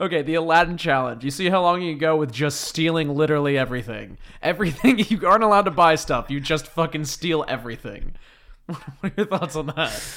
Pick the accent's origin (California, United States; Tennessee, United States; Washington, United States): Washington, United States; Whidbey Island; moved away; my hometown is, like, one of the biggest, uh, like, starting points.